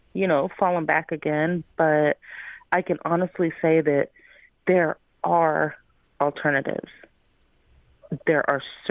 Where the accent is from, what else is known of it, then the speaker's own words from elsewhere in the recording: Miami, Florida, United States; moved away as an adult; now in Tennessee, United States; Miami, Florida, which is my hometown